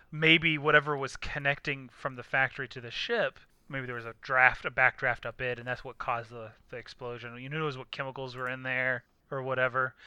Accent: United States; I'm being from America

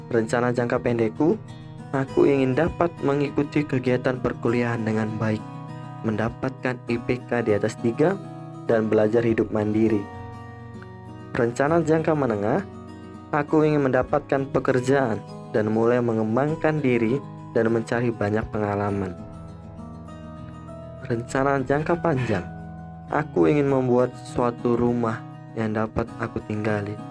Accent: Bandar Lampung, Lampung, Indonesia; born there; Aku lahir di kota Bandar Lampung pada tanggal 20 Maret 2003.

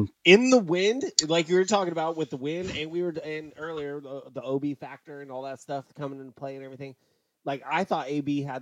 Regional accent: California, United States; also born or lived in Pennsylvania; I lived in Pennsylvania for 1 year and got asked if I've seen Tom Cruise like 14 times. Just because I was from California.

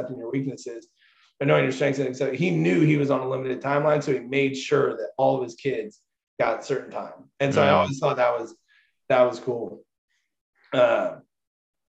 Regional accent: Zionsville, Indiana, United States; I grew up in Zionsville.

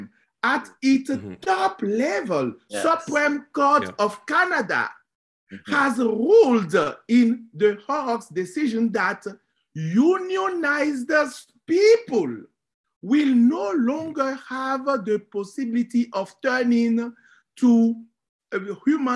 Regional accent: Benin; moved away; I am from Benin

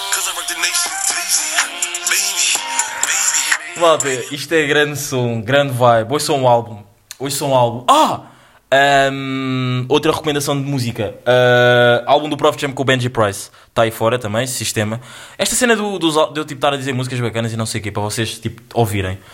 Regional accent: Angola; eu sou angolano, eu sou angolano

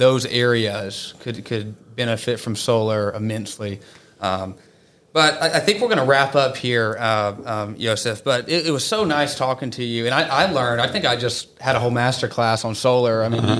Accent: Atlanta, Georgia, United States; I'm from Georgia. Oh, wow. I'm from the Atlanta area.

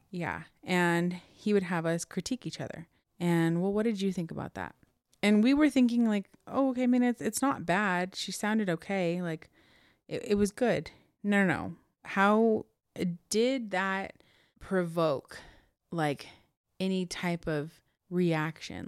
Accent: Chino, California, United States; also born or lived in Corona, California; So we moved from Chino all the way to Corona

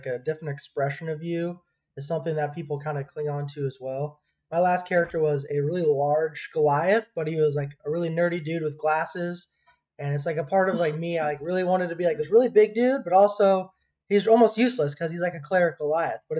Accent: Midwest, United States; I'm from the Midwest.

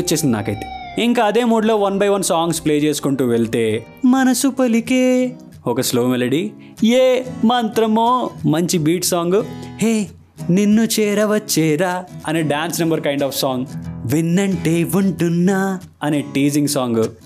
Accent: Tanuku, Andhra Pradesh, India; మా ఊరు తణుకు నుండి భీమవరం కాలేజ్కి వెళ్ళే టైంలో

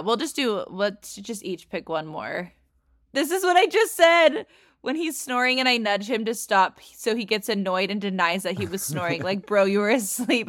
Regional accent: California, United States; I grew up in California.

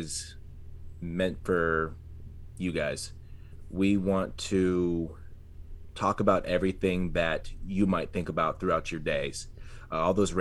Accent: San Antonio, Texas, United States; I'm from San Antonio

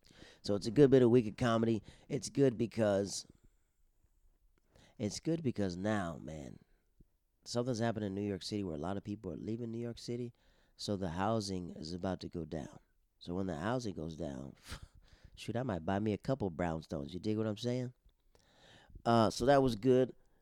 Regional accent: Netherlands; Those are the people I grew up with in the Netherlands, and I have a lot of marvelous friends that I've talked to.

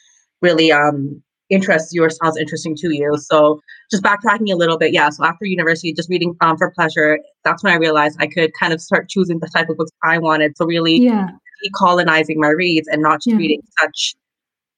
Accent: Toronto, Ontario, Canada; I am from Toronto

